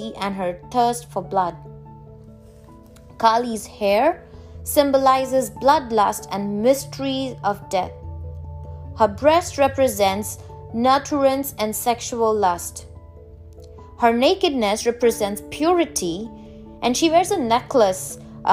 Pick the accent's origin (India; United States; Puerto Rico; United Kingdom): India; I'm from India